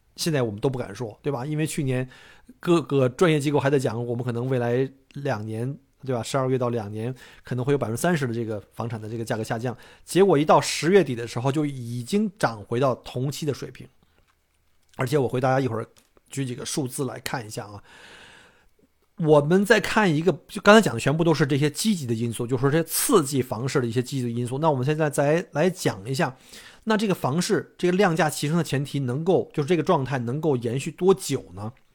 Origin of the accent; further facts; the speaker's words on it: China; now in Australia; 一般我们中国人可能看不上那样的房子